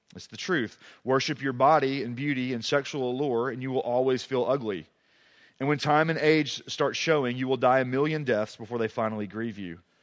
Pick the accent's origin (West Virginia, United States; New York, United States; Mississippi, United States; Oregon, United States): Mississippi, United States; moved away as an adult; also born or lived in Tuscaloosa, Alabama / Oxford, Mississippi; now in East Tennessee, United States; I grew up in Mississippi